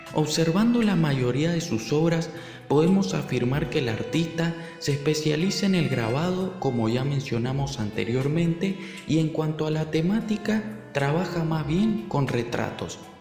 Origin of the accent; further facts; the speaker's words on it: Mendoza, Argentina; nuestra ciudad de Mendoza